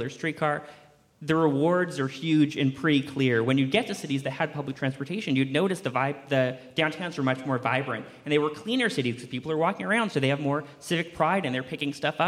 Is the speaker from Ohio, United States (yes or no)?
no; Portland, Oregon, United States; growing up in Portland